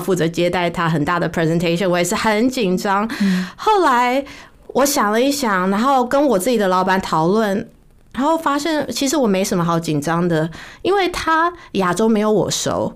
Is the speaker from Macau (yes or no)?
no; Taiwan; moved away; also born or lived in United States / Singapore / India; 我是在台湾长大的啊